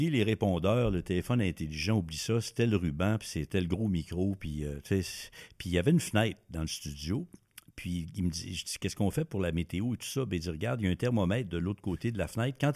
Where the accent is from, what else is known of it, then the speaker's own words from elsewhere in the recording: Montreal, Quebec, Canada; moved away as an adult; also born or lived in Saskatoon / Vancouver; now in Ottawa, Canada; Moi, je suis originaire de, Montréal en théorie, ah, puis j'ai été, c'est compliqué un peu, élevé en campagne par ma grand-mère en Beauce, sur une érablière. Puis euh, je trayais les vaches quand j'étais petit.